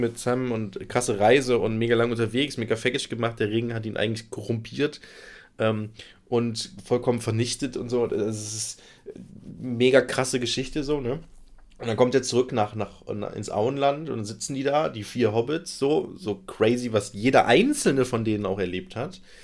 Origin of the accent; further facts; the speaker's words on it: Nettetal, North Rhine-Westphalia, Germany; ich komme aus Breil